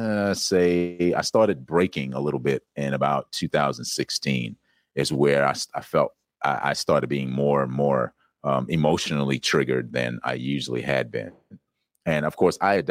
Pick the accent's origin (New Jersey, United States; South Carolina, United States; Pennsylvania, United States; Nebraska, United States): South Carolina, United States; I grew up in South Carolina.